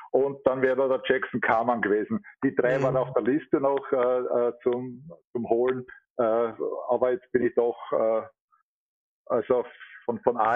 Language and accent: German; Vienna, Austria; Ich bin ein echter Wiener, ja, ich bin in Immerhin geboren, 11. Bezirk, richtig auf der Hart, wo man so sagt, Timmering